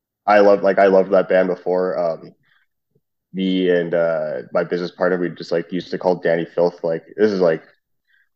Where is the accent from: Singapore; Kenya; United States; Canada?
Canada; also born or lived in Trinidad and Tobago; we're both Canadian